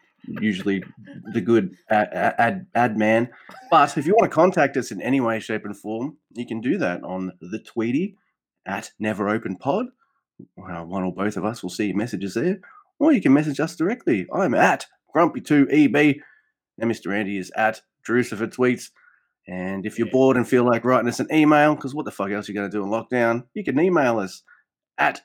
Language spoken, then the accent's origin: English; Australia; I'm an Aussie.